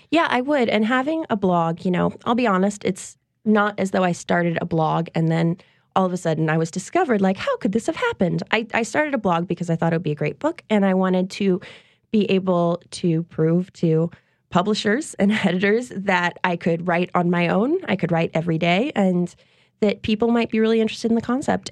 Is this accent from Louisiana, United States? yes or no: yes; Covington, Louisiana, United States; lots of women and men that I knew growing up in Covington